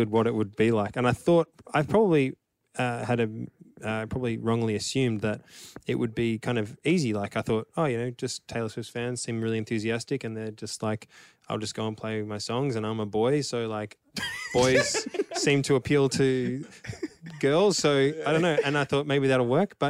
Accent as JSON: {"language": "English", "town": "Melbourne", "region": "Victoria", "country": "Australia", "tie": "born or raised there", "said": "in Melbourne when we played our last show, which was my hometown"}